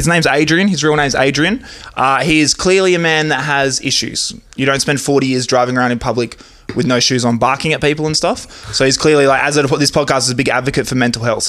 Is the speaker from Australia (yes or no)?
yes; Midland, Western Australia, Australia; born or raised there